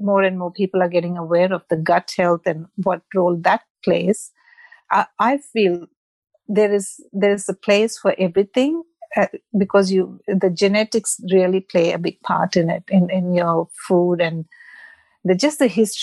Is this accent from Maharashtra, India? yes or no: yes; Mumbai, Maharashtra, India; moved away; I'm from Mumbai or Bombay, as it was called when I left India